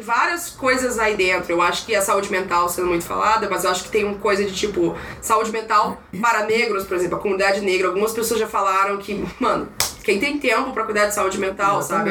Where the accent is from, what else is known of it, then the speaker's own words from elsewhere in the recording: Maranhão, Brazil; now in São Paulo, Brazil; sou do Maranhão